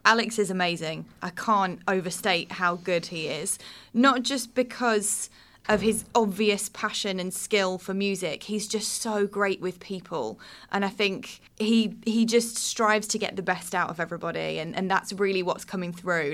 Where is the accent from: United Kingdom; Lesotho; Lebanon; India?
United Kingdom; the Southeast, South East England; moved away as an adult; also born or lived in Birmingham; I'm originally born and raised in the Southeast